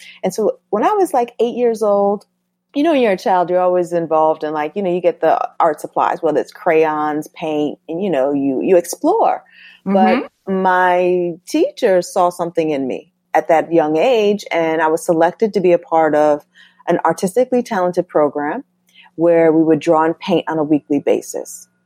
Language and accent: English; Norwalk, Connecticut, United States; also born or lived in Bronx, New York; I was born in the Bronx, but I grew up in Norwalk, Connecticut